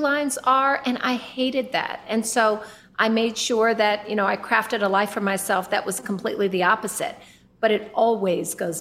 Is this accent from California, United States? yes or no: yes; Oakland, California, United States; I was born in East Oakland, California.